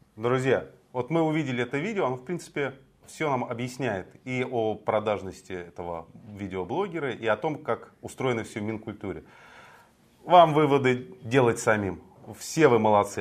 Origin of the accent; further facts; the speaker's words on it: Moscow, Russia; я родился и вырос в Москве.